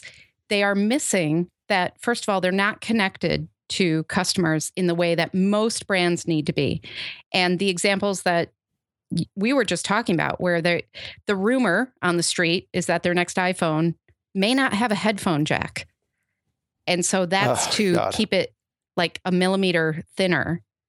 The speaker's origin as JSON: {"language": "English", "town": "Chicago", "region": "Illinois", "country": "United States", "said": "I'm a Chicagoan."}